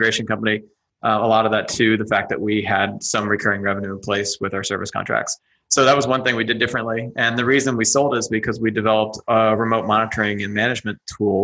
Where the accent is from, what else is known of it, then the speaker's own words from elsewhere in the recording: Austin, Texas, United States; I'm sitting in my hometown of Austin, Texas